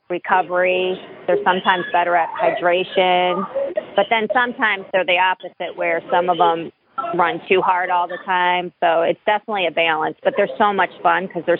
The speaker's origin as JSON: {"language": "English", "town": "Cleveland", "region": "Ohio", "country": "United States", "tie": "born or raised there", "moved": "as an adult", "lives_now": "Boston, United States", "said": "I grew up outside of Cleveland, moved to Boston, I don't know, like 25 years ago"}